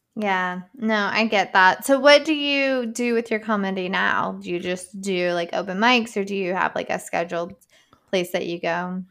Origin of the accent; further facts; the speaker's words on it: United States; I'm from Boone County